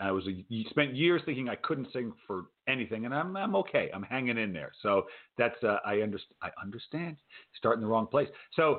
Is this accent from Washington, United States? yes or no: no; Rhode Island, United States; moved away; I grew up in Rhode Island